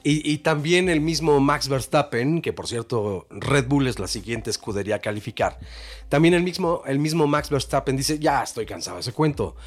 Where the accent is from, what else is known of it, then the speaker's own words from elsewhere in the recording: Mexico; Somos mexicanos